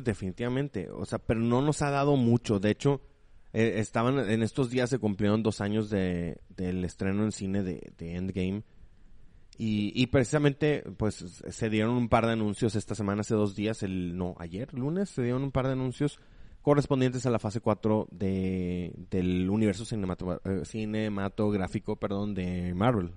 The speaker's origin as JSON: {"language": "Spanish", "country": "Mexico", "said": "para nosotros como mexicanos"}